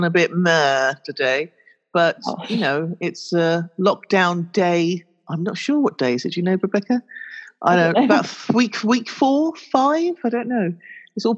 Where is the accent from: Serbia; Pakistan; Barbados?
Pakistan; now in United Kingdom; I'm from Pakistan